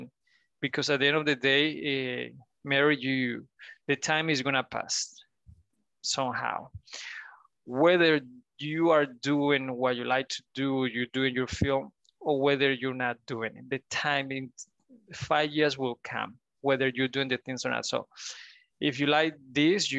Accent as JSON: {"language": "English", "country": "Spain", "said": "I come from Spain"}